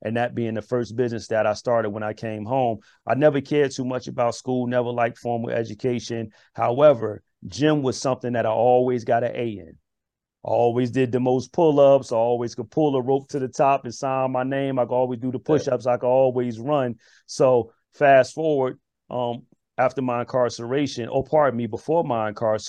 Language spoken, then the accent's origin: English; Newark, New Jersey, United States; also born or lived in Irvington, New Jersey; just a young brother growing up in Irvington and Newark